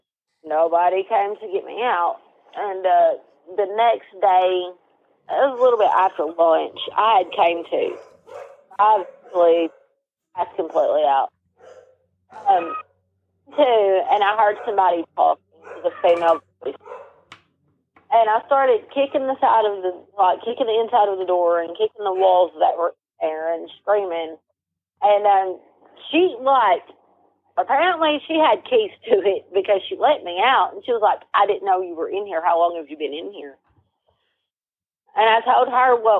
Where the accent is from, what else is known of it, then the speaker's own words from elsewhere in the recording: Pocahontas, Arkansas, United States; also born or lived in Walnut Ridge, Arkansas; I was born in Pocahontas. I was born in Randolph County. I was living in Walnut Ridge at the time that I got sent there